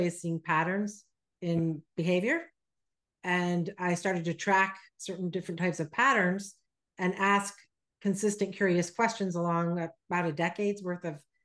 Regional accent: Vermont, United States; born or raised there; moved away as an adult; also born or lived in Texas

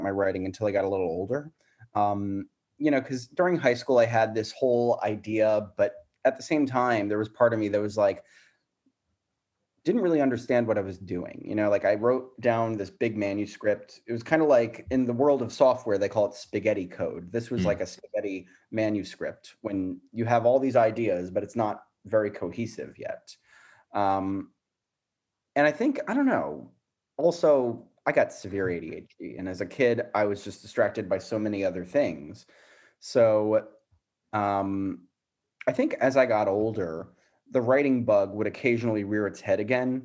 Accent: South Florida, United States; also born or lived in Arizona; I grew up in Florida

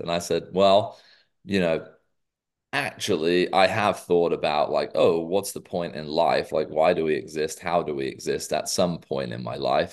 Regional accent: England, United Kingdom; moved away as an adult; now in United States; as a Brit

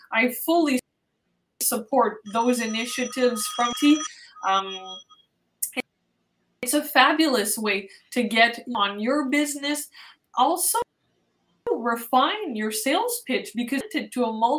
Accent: Montreal, Quebec, Canada; I am born and raised in Montreal

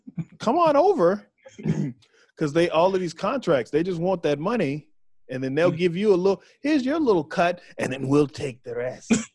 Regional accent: Waco, Texas, United States; moved away as an adult; I'm from Waco. So I'm from right there

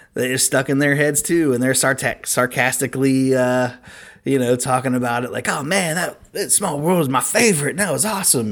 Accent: Cincinnati, Ohio, United States; we're from Cincinnati.

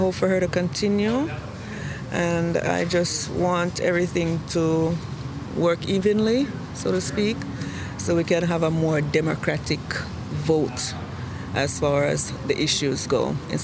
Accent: Jamaica; also born or lived in Washington, D.C., United States; now in United States; I've been in the States too long, since 1984, but I just turned citizen a year ago, and so I'm originally from Jamaica

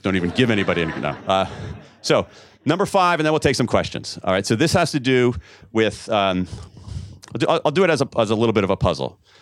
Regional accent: United States; as an American

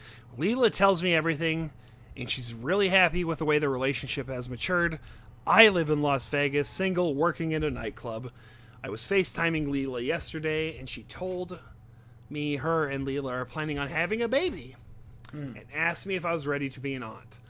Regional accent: France; while I grew up in France with my mom

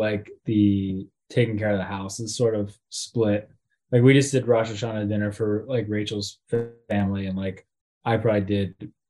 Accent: New York City, New York, United States; I'm from Staten Island, New York.

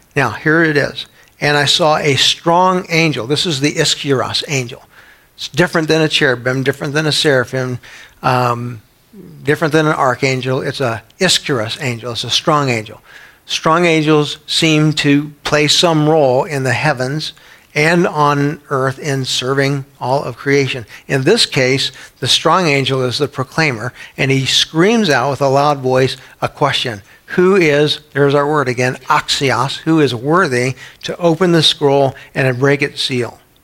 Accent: San Antonio, Texas, United States; When I was a kid growing up in San Antonio, Texas

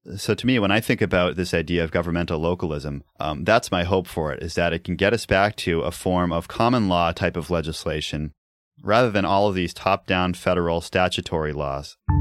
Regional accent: New England, United States; growing up in New England

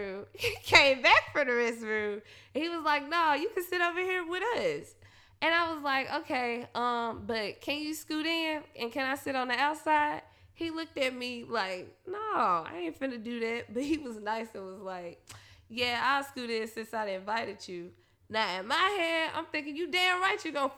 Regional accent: Memphis, Tennessee, United States; now in Nashville, United States; I'm from Memphis

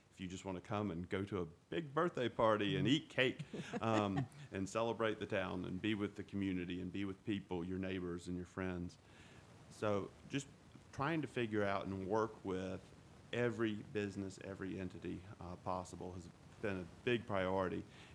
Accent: Huntersville, North Carolina, United States; I grew up in Huntersville when Huntersville had maybe 1,500 or 2,000 people and everybody knew everybody.

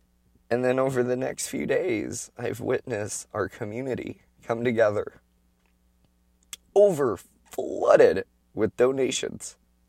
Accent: Oregon, United States; And that's kind of been a normal thing growing up in Oregon.

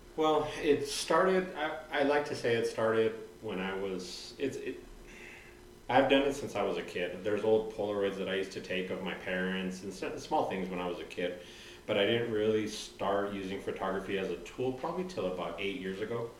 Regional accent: Santa Fe, New Mexico, United States; moved away as an adult; now in Albuquerque, United States; I'm originally from Santa Fe, so I was born and raised.

